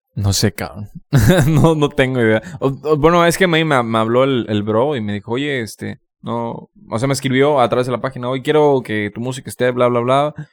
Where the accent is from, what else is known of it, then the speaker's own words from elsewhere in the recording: Campeche, Mexico; moved away as an adult; also born or lived in Mérida; yo cuando me fui de Campeche hace cinco años